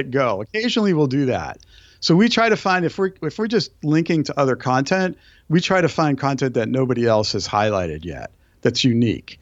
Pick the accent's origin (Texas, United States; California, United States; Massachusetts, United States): Massachusetts, United States; Brookline; moved away; I grew up on the East Coast, so my f, I grew up in a town where, where John Kennedy was actually